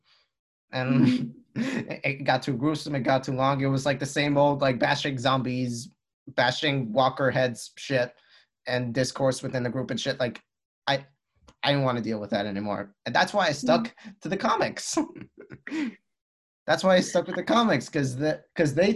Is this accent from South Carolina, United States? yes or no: no; Long Island, New York, United States; we're both from Long Island